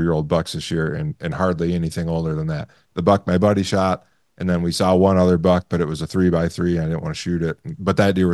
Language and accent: English; Michigan, United States; growing up in Michigan